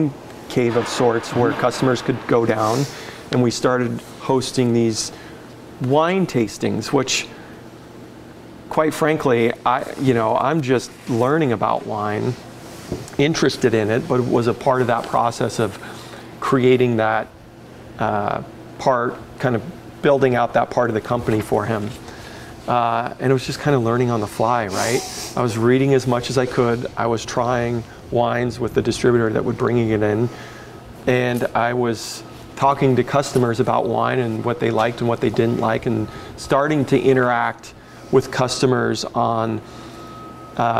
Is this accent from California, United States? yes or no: no; Missoula, Montana, United States; moved away as an adult; also born or lived in Virgin Islands / Las Vegas; now in Oregon, United States; I moved back to Montana, where I grew up in Missoula, Montana